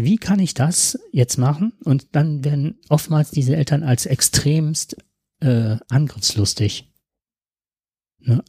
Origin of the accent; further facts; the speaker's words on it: Heinsberg district, North Rhine-Westphalia, Germany; wir kommen ja aus dem Kreis Heinsberg